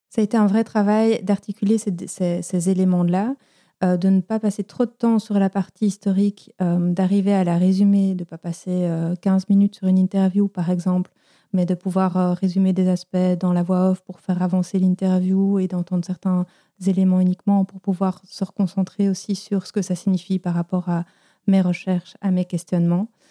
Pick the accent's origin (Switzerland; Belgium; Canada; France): Belgium; j'ai grandi en Belgique avec des parents belges